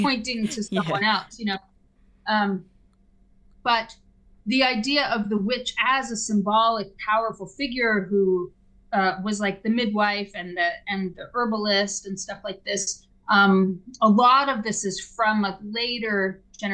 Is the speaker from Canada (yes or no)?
yes; Canada; a Canadian who works in the arts with a lot of left-wing people